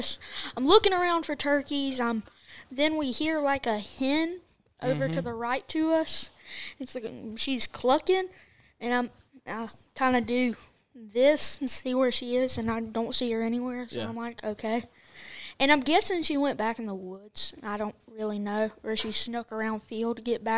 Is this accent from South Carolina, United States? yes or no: yes; Greenville, South Carolina, United States; I'm 10 years old. I'm from Greenville, South Carolina